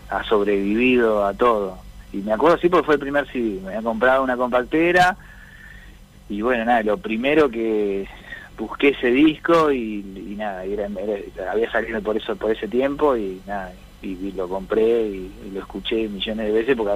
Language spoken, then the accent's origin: Spanish; Azul, Buenos Aires Province, Argentina; yo me crecí en una zona rural, ¿no? Bastante alejado, como decís vos, de las en las afueras de la barriga, bastante, bastante afuerita, ya eso era más partido de azul, y bueno, y ahí, y ahí crecí